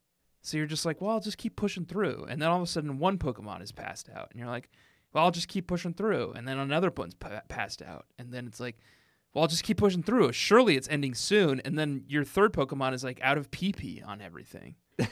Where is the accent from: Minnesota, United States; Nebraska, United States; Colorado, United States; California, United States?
Minnesota, United States; I grew up in Minnesota, which has lots of lakes.